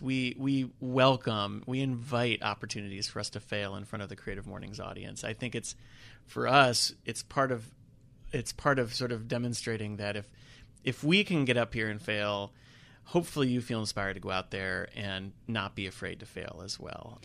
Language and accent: English; Charlotte, North Carolina, United States; also born or lived in New York City; I'm not a Charlotte native, but I grew up in Charlotte, so Charlotte has been home for many years